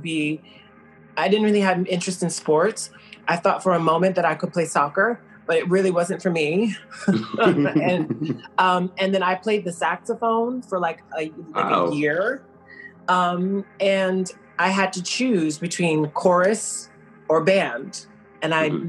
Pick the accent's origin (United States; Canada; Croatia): United States; the South; moved away; I grew up in the South, primarily with my grandmother